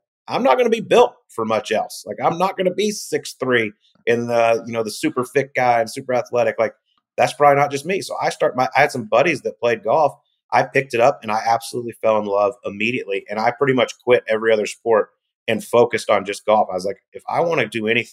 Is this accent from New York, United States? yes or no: no; Pilot Point, Texas, United States; accent: Texas twang; also born or lived in Ohio; growing up in Pilot Point, Texas, by the way, is a town of 5,000 people